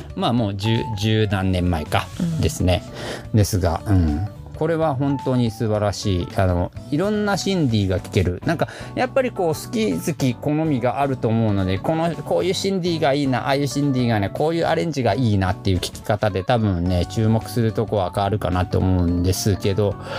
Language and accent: Japanese; Nagasaki, Japan; moved away; 長崎で育って長崎でお家で僕いつもおでんやってた